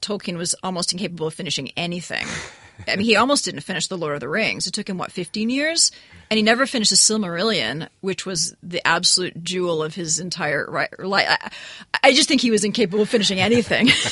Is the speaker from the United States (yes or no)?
yes; New England, United States; This is where I grew up. I'm from New England